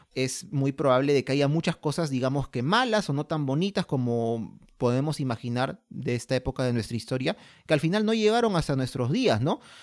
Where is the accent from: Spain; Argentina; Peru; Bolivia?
Peru; somos peruanos